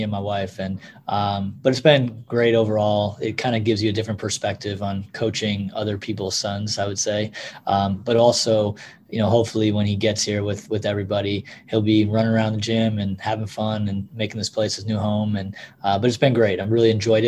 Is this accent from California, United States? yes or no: no; Buffalo, New York, United States; moved away; I grew up in Buffalo